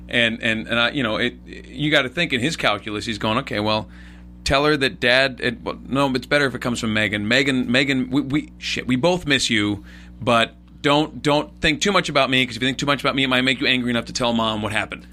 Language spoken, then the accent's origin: English; West Coast, United States; for me, at least growing up on the West Coast